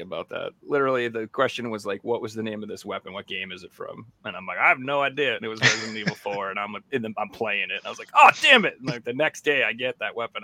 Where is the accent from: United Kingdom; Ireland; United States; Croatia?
United States; I'm from America